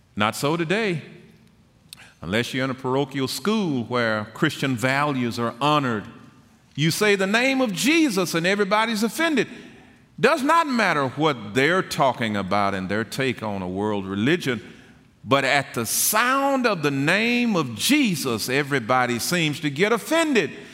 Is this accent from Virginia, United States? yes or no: no; Tyler, Texas, United States; I was born and raised in Tyler and attended the public school there